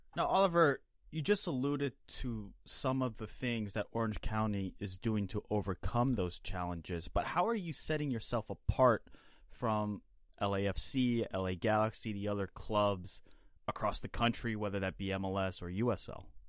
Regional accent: Switzerland; as a fellow Swiss

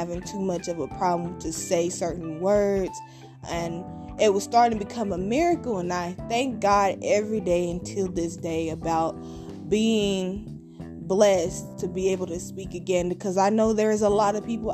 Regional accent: Kansas City, Missouri, United States; also born or lived in Independence, Missouri; I was born and raised in Kansas City, Missouri

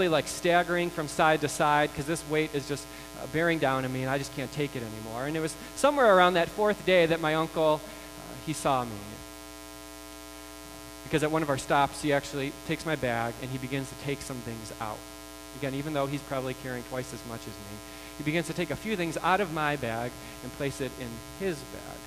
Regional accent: United States; We are American

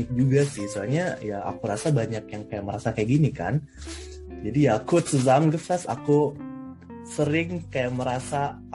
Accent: Manado, North Sulawesi, Indonesia; now in Göttingen, Germany; Aku dari Manado. Dulu aku sekolah di SMA Negeri 1 Manado.

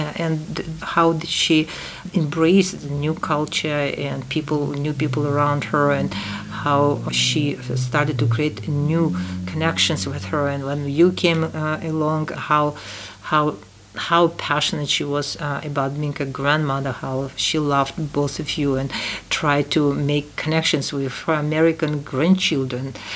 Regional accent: Tashkent, Uzbekistan; English is a second language; moved away; ten, years after the war, I was born in Tashkent

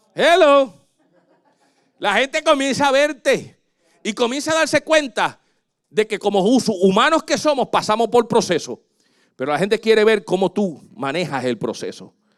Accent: Puerto Rico; Yo me crecí en Puerto Rico, pero mi familia era en Santo Domingo

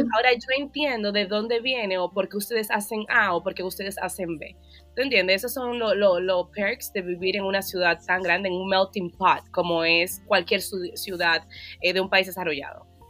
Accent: Dominican Republic; now in United States; como buena latina y buena dominicana

